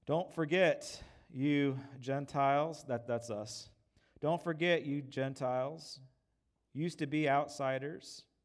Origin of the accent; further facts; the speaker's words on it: United States; I'm an American.